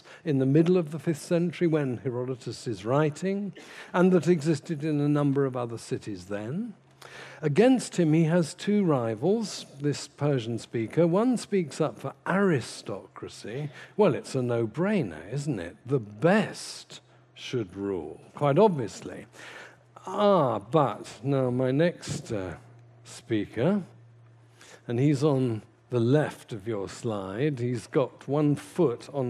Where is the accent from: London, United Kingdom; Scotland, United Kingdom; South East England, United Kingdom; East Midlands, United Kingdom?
London, United Kingdom; I come from Putney myself